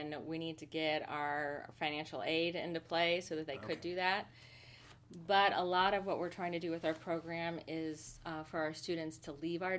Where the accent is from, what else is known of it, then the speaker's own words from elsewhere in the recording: Princeton, Iowa, United States; also born or lived in Utah / Alexandria, Virginia; now in Kansas City, United States; I grew up in the Quad Cities. I grew up in Princeton, which is a very tiny town in the Quad Cities.